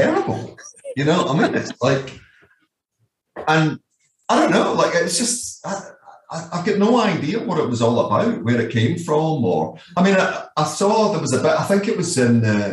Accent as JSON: {"language": "English", "region": "Scotland", "country": "United Kingdom", "also_born_or_lived": "Glasgow / Leeds / Netherlands", "moved": "as an adult", "said": "I'm the guy from Scotland"}